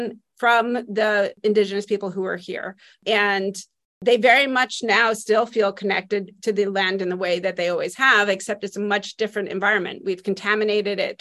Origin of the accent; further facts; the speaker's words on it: Spring Valley, New York, United States; also born or lived in Lower East Side, Manhattan, New York; now in Cranford, United States; I'm originally from the Lower East Side of Manhattan and then grew up, most of my childhood was spent just north of there in Spring Valley, New York